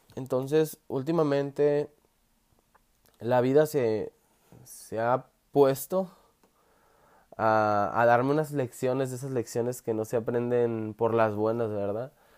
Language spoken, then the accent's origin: Spanish; Sonora, Mexico; soy originario de México, precisamente del estado de Sonora